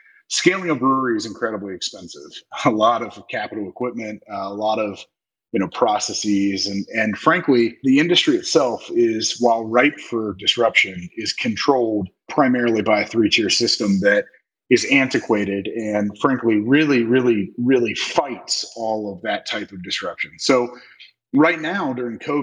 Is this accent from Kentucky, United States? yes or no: yes; Northern Kentucky, United States; also born or lived in Bloomington, Indiana / Indianapolis, Indiana; I grew up in Northern Kentucky, just outside of Cincinnati